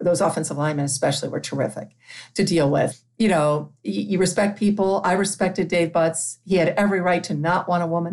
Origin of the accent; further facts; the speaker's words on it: Toledo, Ohio, United States; moved away as an adult; a girl growing up in Toledo